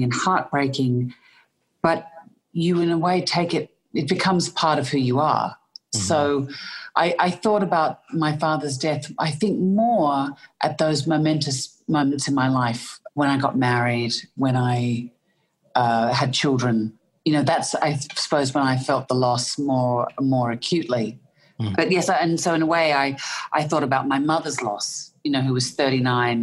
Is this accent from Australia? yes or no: yes; Melbourne, Victoria, Australia; accent: Australian; I was born in Melbourne in Australia